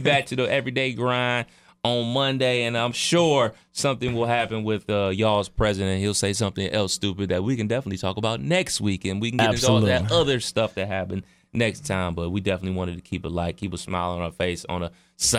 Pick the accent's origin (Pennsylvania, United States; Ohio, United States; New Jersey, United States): Ohio, United States; Cleveland; so I would almost be I would be representing Dayton more than Cleveland, but I am from Cleveland